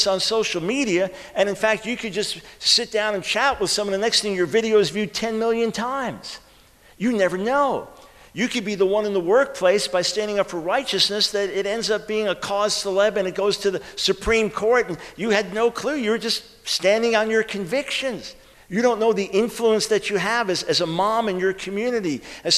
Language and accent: English; New York, United States; now in Charlotte, United States; I'm from New York originally